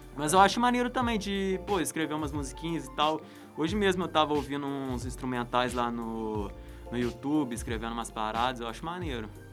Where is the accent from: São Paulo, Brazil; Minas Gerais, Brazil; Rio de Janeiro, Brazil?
Rio de Janeiro, Brazil; Resende; Eu sou de Resende